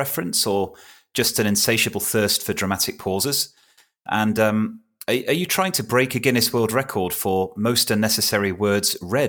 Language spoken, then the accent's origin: English; United Kingdom; as a Brit